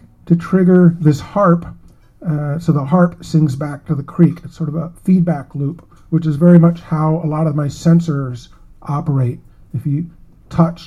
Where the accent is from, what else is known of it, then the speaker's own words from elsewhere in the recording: Davenport, Iowa, United States; my crappy hometown I grew up in Davenport, Iowa